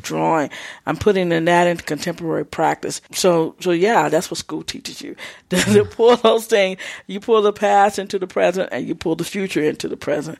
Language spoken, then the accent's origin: English; Texas, United States; I'm from Texas.